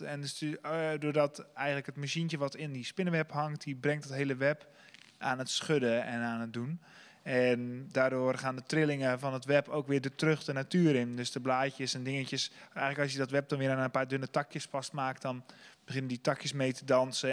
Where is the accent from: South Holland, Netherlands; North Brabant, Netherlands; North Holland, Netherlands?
South Holland, Netherlands; Sliedrecht; ik kom zelf uit Sliedrecht